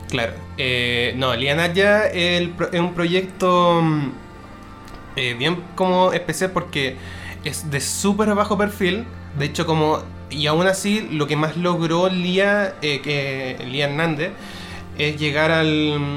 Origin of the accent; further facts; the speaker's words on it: Chile; tampoco somos tantos chilenos.